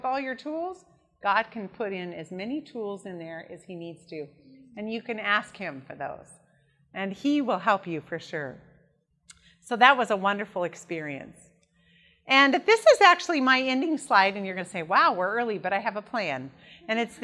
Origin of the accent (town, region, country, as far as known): Idaho, United States; born or raised there; also born or lived in Sacramento, California